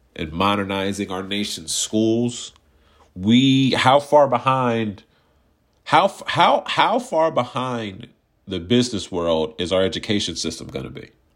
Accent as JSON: {"language": "English", "country": "United States", "said": "I'm an American citizen"}